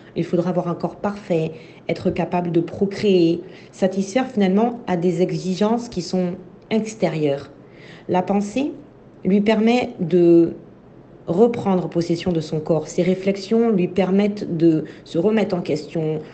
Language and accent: French; Côte d’Ivoire; moved away as an adult; also born or lived in France; quand j'ai quitté la Côte d'Ivoire et que je suis arrivée en France pour faire mes études